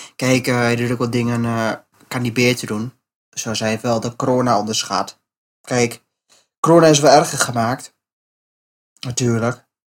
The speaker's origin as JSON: {"language": "Dutch", "country": "Netherlands", "said": "ik ben Nederlander"}